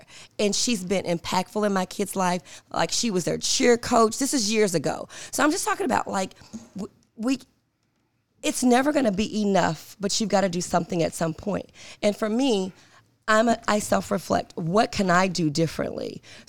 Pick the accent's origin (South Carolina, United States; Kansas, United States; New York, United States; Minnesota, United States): New York, United States; Binghamton; So for me, I grew up in Binghamton. My mom sent me to private schools.